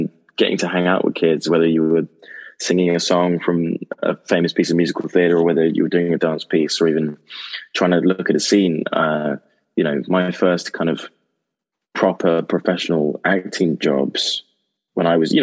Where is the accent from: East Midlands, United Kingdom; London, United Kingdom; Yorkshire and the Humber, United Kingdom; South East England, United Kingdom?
South East England, United Kingdom; Oxfordshire; I grew up in Oxfordshire in England